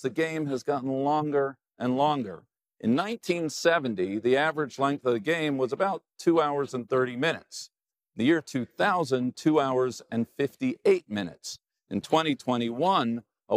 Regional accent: Los Angeles, California, United States; now in New York, United States; Growing up in Los Angeles

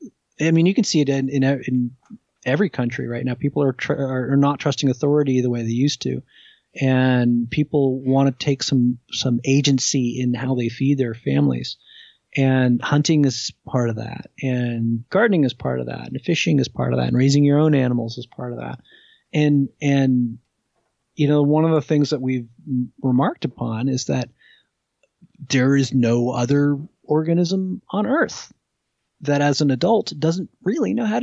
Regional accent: New Jersey, United States; I grew up in New Jersey

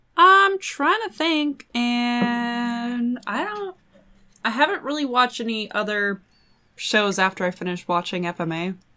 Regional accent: Washington, United States; I'm from Washington.

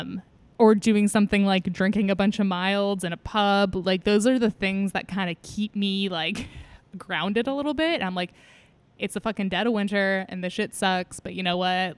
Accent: California, United States; now in Seattle, United States; I'm from California

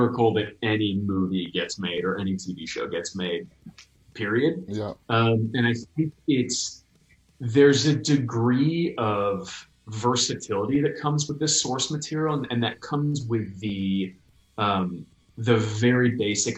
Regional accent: New York, United States; moved away; I'm from New York

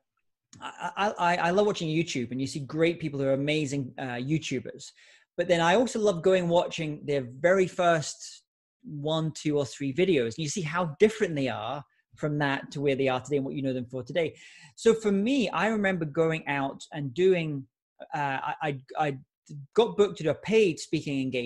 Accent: Scotland, United Kingdom; I was giving a lot of speeches in my home country of Scotland in the UK

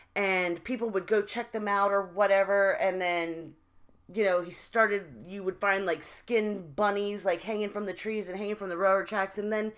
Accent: Fairfax Station, Virginia, United States; we grew up in Fairfax Station, which is in Fairfax County in Virginia.

